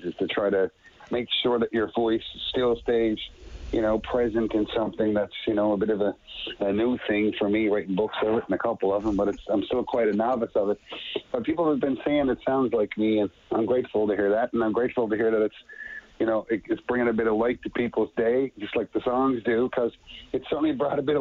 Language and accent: English; Petty Harbour, Newfoundland and Labrador, Canada; my very young life growing up in Petty Harbor, my little fishing town with like 500 people in it